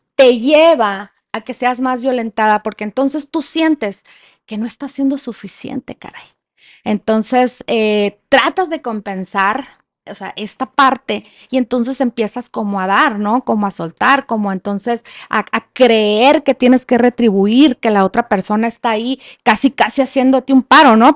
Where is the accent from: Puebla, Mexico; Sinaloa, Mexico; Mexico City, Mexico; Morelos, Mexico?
Sinaloa, Mexico; Culiacán; moved away as an adult; now in Chihuahua, Mexico; Yo soy de Sinaloa, no estoy tan en el norte, más bien es noroeste